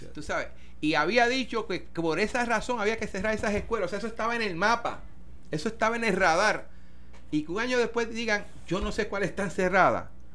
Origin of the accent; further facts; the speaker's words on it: San Lorenzo, Puerto Rico; San Lorenzo, por dar un pueblo, ¿no? Mi pueblo natal